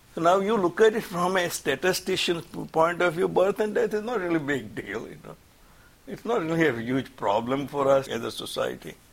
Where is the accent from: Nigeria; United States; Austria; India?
India; moved away; I'm from India